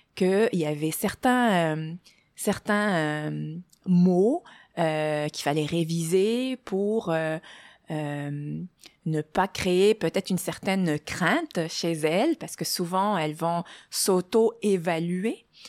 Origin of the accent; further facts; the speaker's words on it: Morocco; moved away as an adult; also born or lived in France / Germany; now in Montreal, Canada; je suis née euh, au Maroc. Euh, j'y ai, vécu mes premières 20 années.